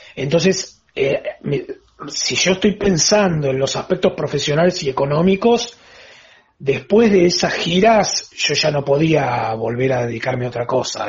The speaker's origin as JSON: {"language": "Spanish", "town": "La Plata", "region": "Buenos Aires Province", "country": "Argentina", "moved": "yes", "lives_now": "Buenos Aires, Argentina", "said": "soy platense y me vine a Buenos Aires"}